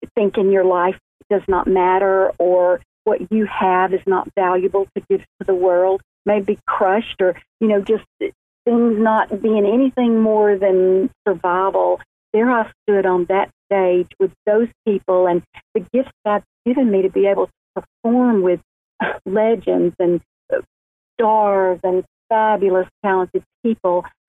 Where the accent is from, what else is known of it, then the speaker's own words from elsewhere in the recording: Montgomery, Alabama, United States; now in Birmingham, United States; I was born in Montgomery, Alabama, just a little uh, beautiful city, the capital of Alabama, and um, then moved to Birmingham uh, about 30 years ago